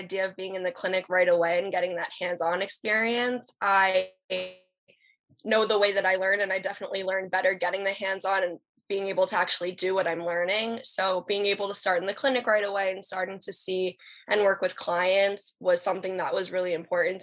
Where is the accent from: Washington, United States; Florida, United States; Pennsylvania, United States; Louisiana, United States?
Pennsylvania, United States; Philadelphia; I'm from Philly